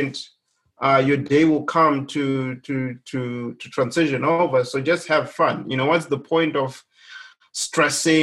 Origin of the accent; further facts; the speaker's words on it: Zimbabwe; moved away as an adult; now in United States; my home country, Zimbabwe